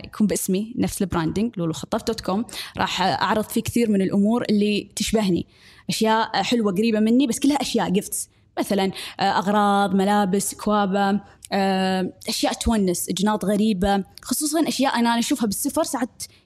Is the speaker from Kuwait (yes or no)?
yes; Kuwait; accent: Kuwaiti; نتكلم بالكويتي